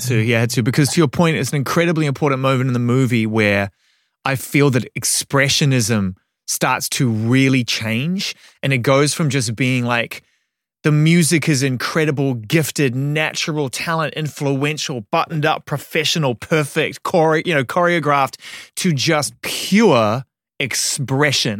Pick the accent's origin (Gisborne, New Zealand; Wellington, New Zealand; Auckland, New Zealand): Auckland, New Zealand; As a young music fan growing up in Auckland, New Zealand